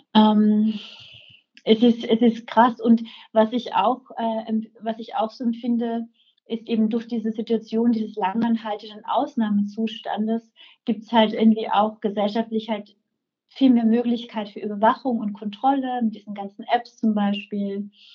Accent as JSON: {"language": "German", "town": "Velden am Wörthersee", "region": "Carinthia", "country": "Austria", "tie": "born or raised there", "also_born_or_lived": "Rome / Prague", "moved": "as an adult", "lives_now": "Vienna, Austria", "said": "ich bin in Felden geboren, ähm, ähm, bin da aufgewachsen"}